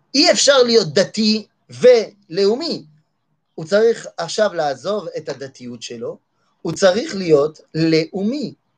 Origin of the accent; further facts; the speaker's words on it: France; moved away; אני גדלתי בצרפת.